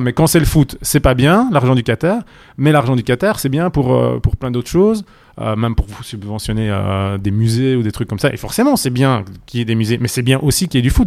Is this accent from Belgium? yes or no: yes; Charleroi, Wallonia, Belgium; Charleroi, ma, ma ville natale